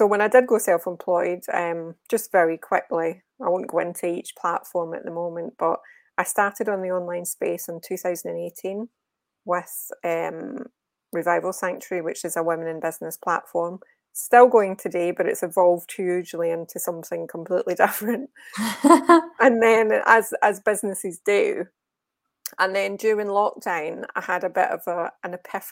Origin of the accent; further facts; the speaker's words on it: Glasgow, Scotland, United Kingdom; moved away as an adult; also born or lived in Birmingham; now in Walsall, United Kingdom; I'm from Glasgow. I haven't lost the accent, thankfully